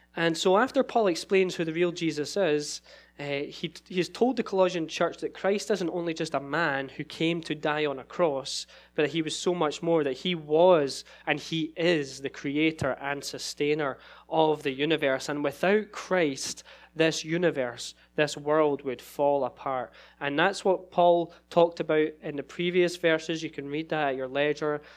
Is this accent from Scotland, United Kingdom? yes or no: yes; Scotland, United Kingdom; moved away as an adult; now in Sacramento, United States; so I'm from Scotland originally